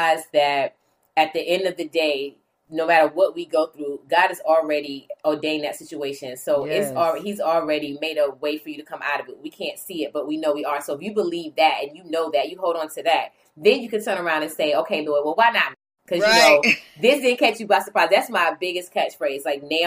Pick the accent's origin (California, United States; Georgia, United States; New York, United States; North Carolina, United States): North Carolina, United States; New Bern; I grew up in New Bern, North Carolina, which is like 2 hours or so from Raleigh, North Carolina